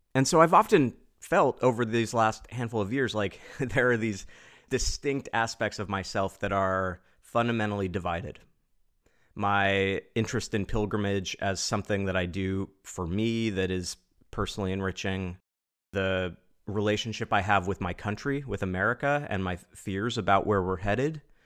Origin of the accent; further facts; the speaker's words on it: Pacific Northwest, United States; as an American from the Pacific Northwest